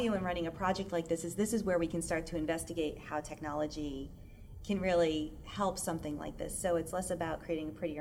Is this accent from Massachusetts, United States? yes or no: yes; Boston, Massachusetts, United States; I was born in Boston. You know, I grew up in Massachusetts